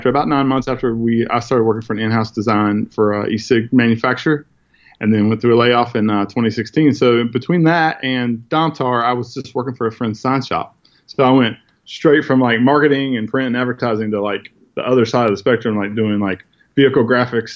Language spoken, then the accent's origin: English; northern Indiana, United States; now in South Carolina, United States; I grew up in Indiana, northern Indiana, near Notre Dame